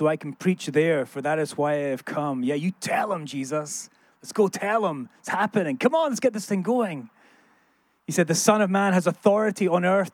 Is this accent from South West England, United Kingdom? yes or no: no; Scotland, United Kingdom; growing up in Scotland